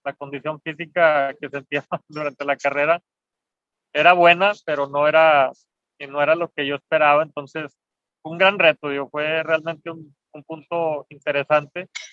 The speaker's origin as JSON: {"language": "Spanish", "country": "Mexico", "said": "como mexicano"}